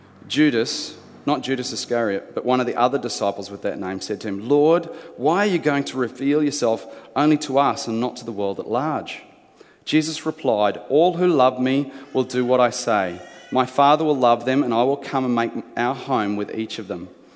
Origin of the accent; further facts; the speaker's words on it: New Zealand; born there; To give you an explanation, I was born in New Zealand. That's right, the good country over there that does union really well.